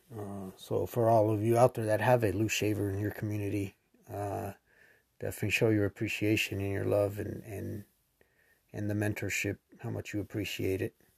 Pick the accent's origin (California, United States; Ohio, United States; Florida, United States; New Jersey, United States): California, United States; South Lake Tahoe; moved away as an adult; now in Sun Valley, United States; Born and raised in South Lake Tahoe, California